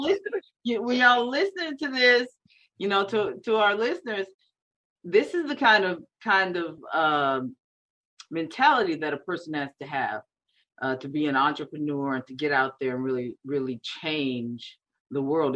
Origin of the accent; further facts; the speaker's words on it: Beaumont, Texas, United States; now in San Antonio, United States; I'm originally from uh, Beaumont, Texas